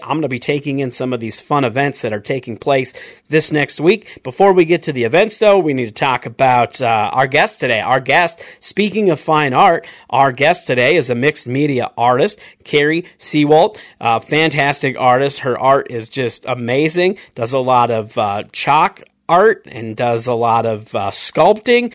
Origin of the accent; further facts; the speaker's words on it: South Dakota, United States; moved away; I grew up in South Dakota in the Upper Midwest where winters are brutal